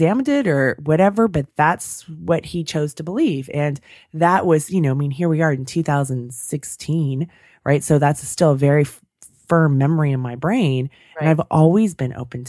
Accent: San Francisco Bay Area, California, United States; growing up in the Bay Area, the San Francisco Bay Area

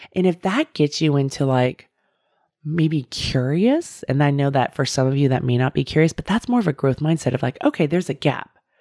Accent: Bay Area, California, United States; I grew up in the Bay Area

